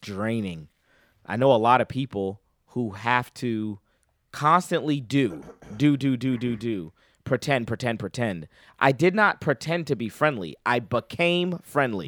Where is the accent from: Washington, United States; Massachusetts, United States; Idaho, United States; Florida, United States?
Massachusetts, United States; Boston; now in North Carolina, United States; I'm originally from Boston, Massachusetts